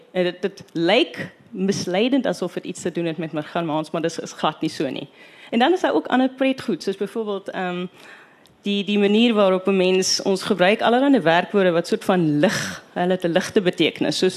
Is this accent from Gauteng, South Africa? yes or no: no; Western Cape, South Africa; accent: Kaaps; Maar daai ek kom uit Kaaps en dis gekies as die standaardvorm.